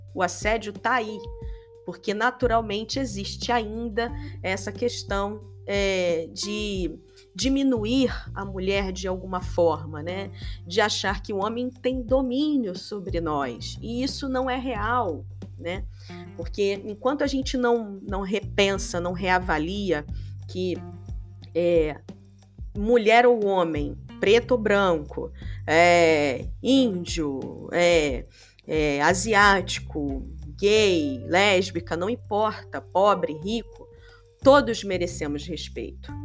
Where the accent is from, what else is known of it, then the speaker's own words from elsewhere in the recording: Rio de Janeiro, Brazil; sou carioca. Sou nascida e criada em Bangu, no Rio de Janeiro, subúrbio do Rio de Janeiro